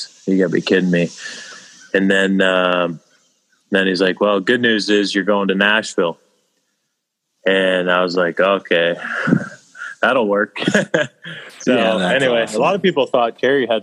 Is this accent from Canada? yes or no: yes; Peterborough, Ontario, Canada; also born or lived in Ottawa; I was actually from my hometown of Peterborough